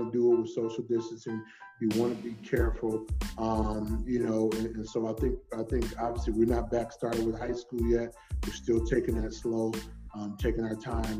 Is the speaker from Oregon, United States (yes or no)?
no; Michigan, United States; moved away; I'm not from Detroit. I'm from Michigan.